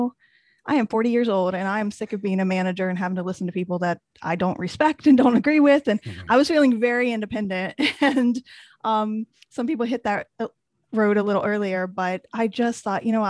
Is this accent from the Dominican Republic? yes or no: no; a small town in Indiana, United States; moved away as an adult; also born or lived in Washington, D.C. area; I was a newspaper reporter in Indiana, and mostly small towns. I'm from a small town